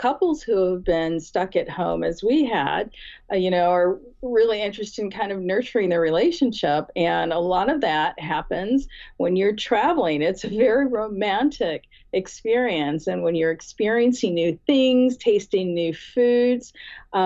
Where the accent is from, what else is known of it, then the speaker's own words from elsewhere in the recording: Michigan, United States; moved away; Michigan, which happens to be, as I mentioned, my home state